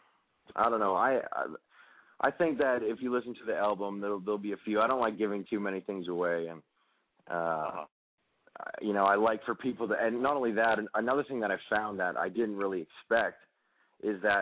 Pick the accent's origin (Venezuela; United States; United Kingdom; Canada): Canada; I grew up in Canada in a really small town of 8,000 people